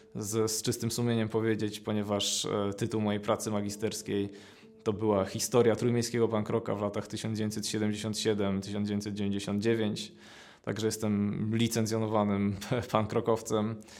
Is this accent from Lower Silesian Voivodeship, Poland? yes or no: no; Gdańsk, Pomeranian Voivodeship, Poland; also born or lived in Gdynia; pochodzę z Gdańska. Y, od zawsze mieszkam w Gdańsku, chociaż urodziłem się w Gdyni